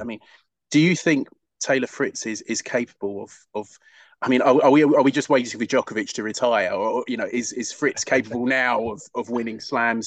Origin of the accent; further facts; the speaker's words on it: United Kingdom; as a Brit